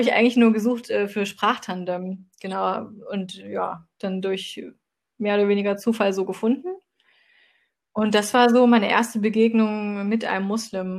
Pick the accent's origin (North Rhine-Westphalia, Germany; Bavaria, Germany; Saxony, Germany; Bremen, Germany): Saxony, Germany; Dresden; ich komme auch aus Dresden